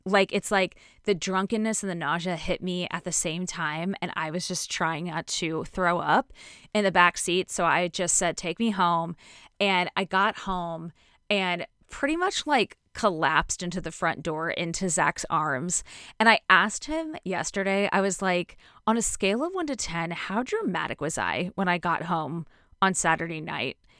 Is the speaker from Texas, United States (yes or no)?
no; Connecticut, United States; growing up in Connecticut